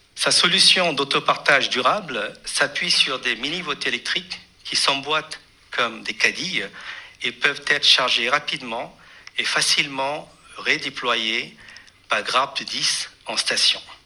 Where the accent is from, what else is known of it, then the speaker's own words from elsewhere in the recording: Pondicherry, Puducherry, India; j'ai grandi à Pondichéry